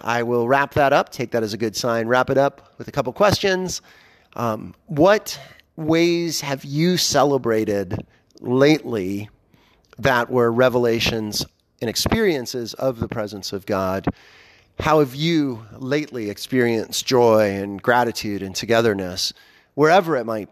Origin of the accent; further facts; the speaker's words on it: Pittsburgh, Pennsylvania, United States; now in Columbus, Ohio, United States; I was born in Pittsburgh and still have extended family there